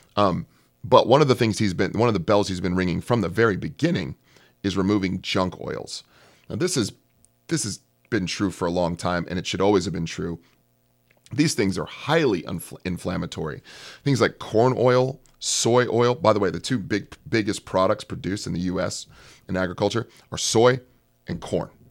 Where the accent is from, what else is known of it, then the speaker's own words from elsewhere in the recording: California, United States; I'm from California